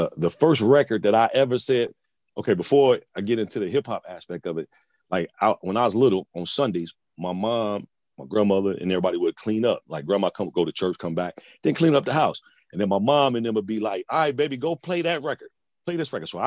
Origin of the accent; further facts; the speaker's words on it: Chicago, Illinois, United States; moved away; Originally from Chicago, South Side